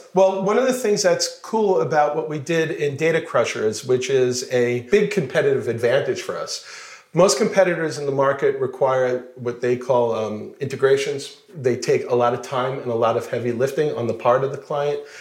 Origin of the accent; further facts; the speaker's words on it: Plainview, New York, United States; moved away as an adult; now in Israel; I'm originally from New York, Plainview, Long Island